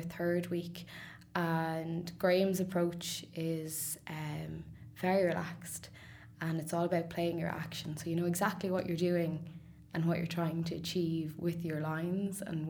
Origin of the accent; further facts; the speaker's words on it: Sligo, Connacht, Ireland; now in Dublin, Ireland; I'm from Sligo originally, but I've lived in Dublin for some time now